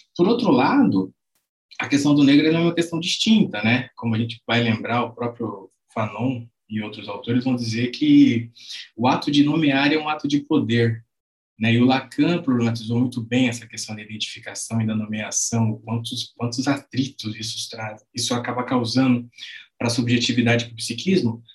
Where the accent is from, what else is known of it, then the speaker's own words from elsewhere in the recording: Londrina, Paraná, Brazil; sou nascido e criado aqui em Londrina.